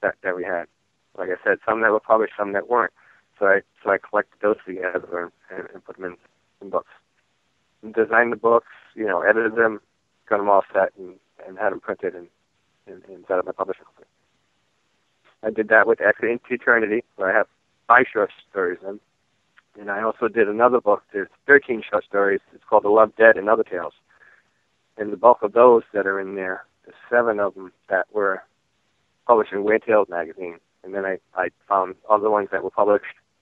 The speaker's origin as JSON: {"language": "English", "town": "Providence", "region": "Rhode Island", "country": "United States", "tie": "born or raised there", "said": "I grew up in Providence"}